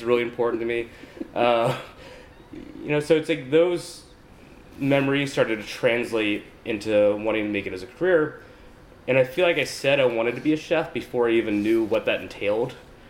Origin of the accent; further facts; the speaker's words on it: New Orleans, Louisiana, United States; moved away as an adult; also born or lived in New York / Paris; found myself in New Orleans, my hometown. So it's been really exciting to be back.